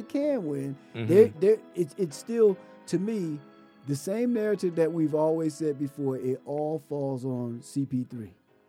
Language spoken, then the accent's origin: English; Chicago, Illinois, United States; You know, I'm from Chicago